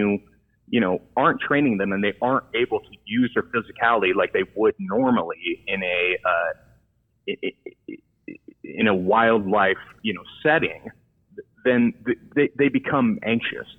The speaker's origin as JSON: {"language": "English", "town": "San Diego", "region": "California", "country": "United States", "tie": "born or raised there", "said": "growing up in the San Diego area, you know, I had a lot of experience seeing the wildlife."}